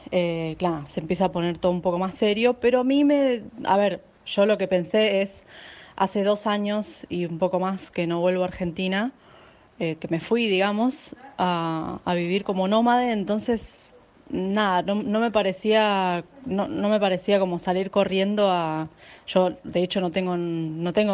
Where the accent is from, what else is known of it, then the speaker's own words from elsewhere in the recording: Almería, Andalusia, Spain; now in India; soy de Almería. Bueno, yo llegué a India el 8 de marzo y me vine directamente a Rishikesh, que es el lugar donde estoy ahora varada.